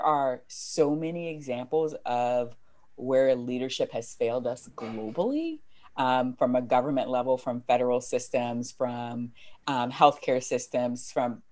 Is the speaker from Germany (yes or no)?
no; United States; I'm American